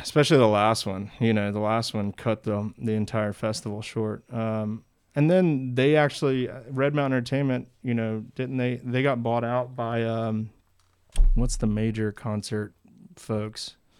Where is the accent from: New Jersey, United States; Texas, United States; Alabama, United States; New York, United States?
Alabama, United States; we're used to seeing these things growing up in Alabama